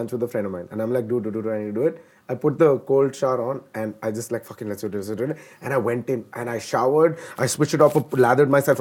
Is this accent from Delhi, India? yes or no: yes; Delhi, India; also born or lived in Kerala; I was born and raised in Delhi.